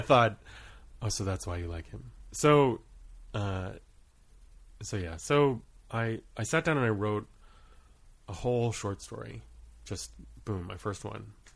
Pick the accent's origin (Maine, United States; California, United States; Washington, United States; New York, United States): Maine, United States; moved away as an adult; also born or lived in Rhode Island / Guam / Kauai / Truk; starting at age six, I grew up in Maine, and when I left school, for school at the age of eighteen, we had stayed there for the majority of my childhood.